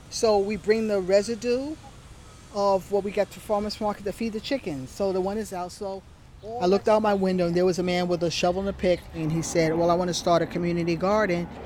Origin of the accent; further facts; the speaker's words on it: New York City, New York, United States; I grew up in New York